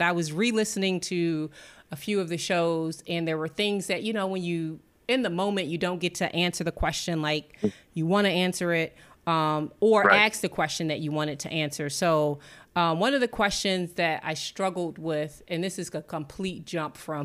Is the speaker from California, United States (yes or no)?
no; Washington, District of Columbia, United States; also born or lived in New York; now in US South; when they say where you're from, I would say DC, that's my hometown